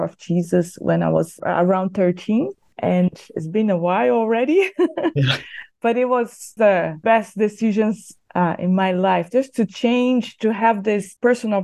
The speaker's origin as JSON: {"language": "English", "region": "near São Paulo", "country": "Brazil", "tie": "born or raised there", "also_born_or_lived": "Bosnia and Herzegovina / Europe / Latin America", "second_language": "English", "moved": "as an adult", "said": "Yes, I am from Brazil. So close to São Paulo, and grew up there until my 20s or late 20s, when then I left to serve on the mission field overseas."}